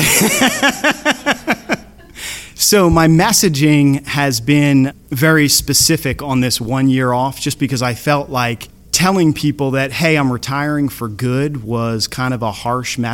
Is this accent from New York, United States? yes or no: no; Surf City, New Jersey, United States; I'm from Surf City, New Jersey.